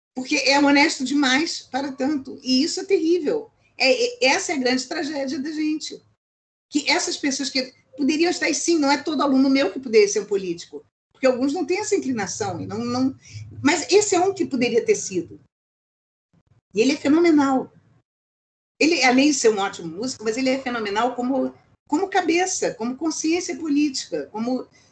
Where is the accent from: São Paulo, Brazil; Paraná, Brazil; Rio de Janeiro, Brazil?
Rio de Janeiro, Brazil; also born or lived in United States; Eu sou carioca.